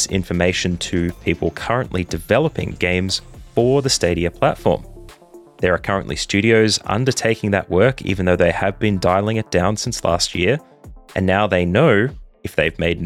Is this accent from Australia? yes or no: yes; Australia; an Australian who lives in Australia